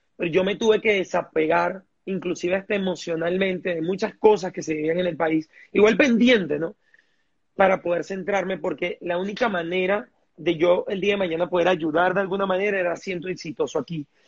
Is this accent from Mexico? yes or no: no; Venezuela; todos los venezolanos tenemos, somos brillantes